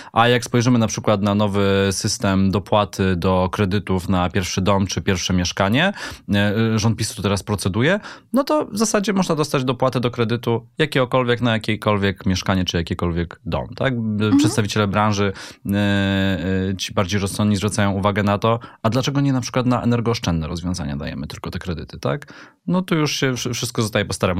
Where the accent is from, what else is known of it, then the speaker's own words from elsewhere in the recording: Katowice, Silesian Voivodeship, Poland; ja też jestem Ślązakiem, też z Katowic